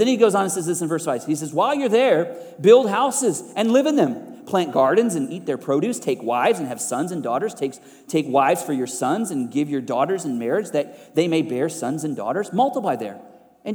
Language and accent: English; United States